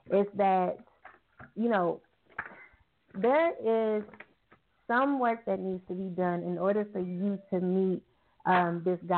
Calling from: Arizona, United States; I'm calling from Arizona.

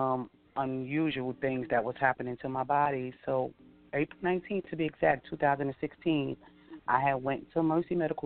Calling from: Hempstead, New York, United States; I'm calling from Hempstead, New York

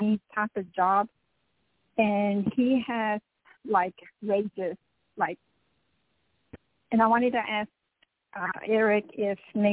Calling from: Dallas, Texas, United States; I'm calling from Dallas, Texas

